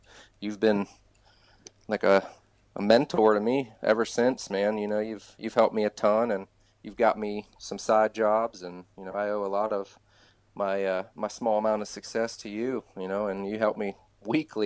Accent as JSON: {"language": "English", "region": "Ohio", "country": "United States", "tie": "born or raised there", "also_born_or_lived": "California", "said": "I'm a Ohio boy, born and bred. I've been here most of my life"}